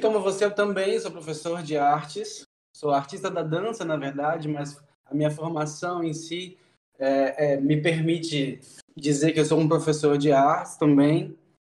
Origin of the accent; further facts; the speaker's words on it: Juiz de Fora, Minas Gerais, Brazil; now in Natal, Brazil; Eu sou de Juiz de Fora, na verdade, uma cidade do interior